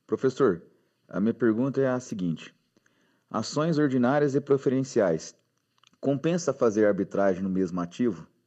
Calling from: Franca, São Paulo, Brazil

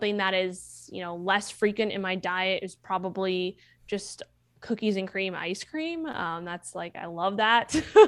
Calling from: San Diego, California, United States; San Diego.

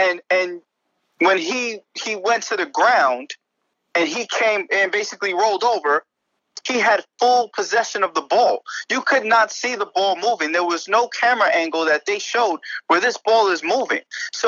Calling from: Bronx, New York, United States; I'm calling in from Billy's in the Bronx, right by the stadium.

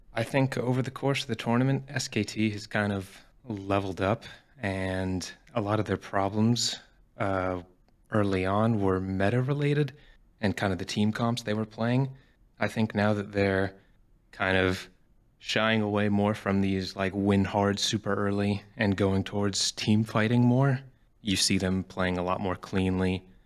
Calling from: Washington, District of Columbia, United States; I'm calling from the D C area

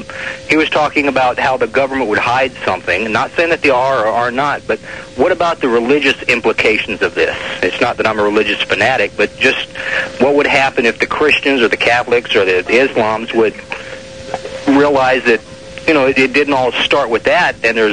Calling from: Honolulu, Hawaii, United States; I'm actually in Oahu, in Waikiki Beach.

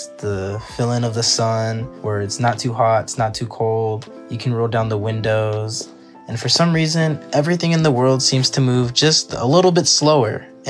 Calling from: Lawndale, California, United States; calling out of Lawndale, California.

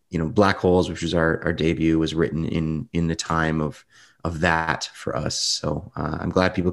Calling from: Windsor, Ontario, Canada; Windsor, Windsor, Ontario, Canada. It's not really what you'd expect from Canada. There's no mountains or snow-topped peaks here

